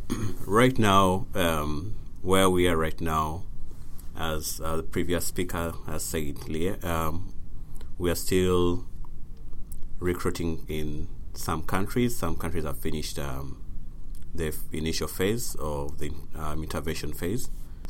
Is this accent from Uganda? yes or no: yes; Uganda; I'm from Uganda